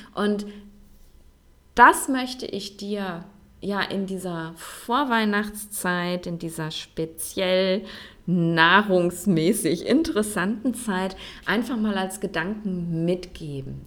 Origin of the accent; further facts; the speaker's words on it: Germany; in Deutschland oder im deutschsprachigen Raum, also da, wo ich groß geworden bin, wo ich gelebt habe